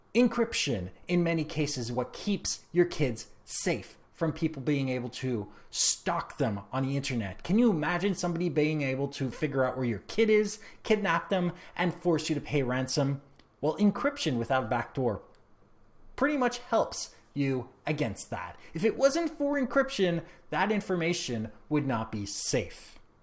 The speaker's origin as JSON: {"language": "English", "country": "Canada", "said": "I am Canadian"}